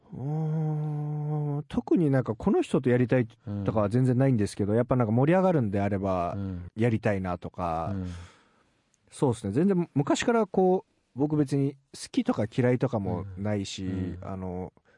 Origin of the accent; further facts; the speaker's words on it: Japan; Japanese is a second language; also born or lived in Miami, Florida, United States; 小学校から日本に戻ってきて